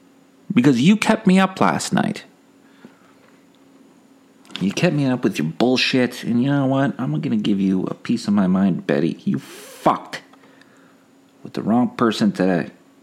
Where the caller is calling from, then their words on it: Canada; I am calling from Canada.